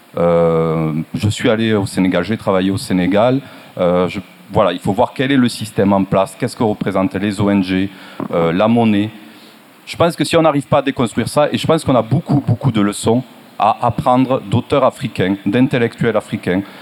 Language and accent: French; France; je suis blanc, je suis français, je suis né avec un passeport